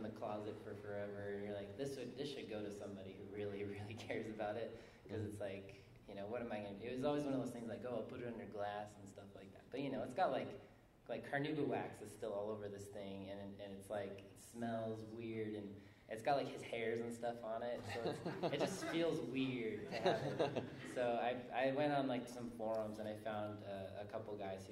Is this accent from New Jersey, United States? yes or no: no; Southern California, United States; I'm from Southern California.